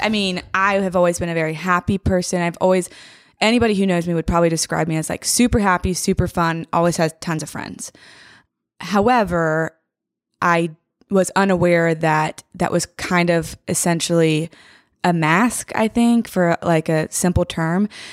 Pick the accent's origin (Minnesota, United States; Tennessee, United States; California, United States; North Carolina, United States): Tennessee, United States; Franklin; I'm from Franklin